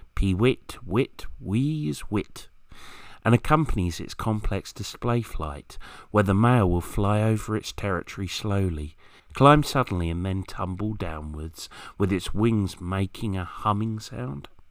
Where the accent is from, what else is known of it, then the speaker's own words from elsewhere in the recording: Kent, South East England, United Kingdom; where I grew up in Kent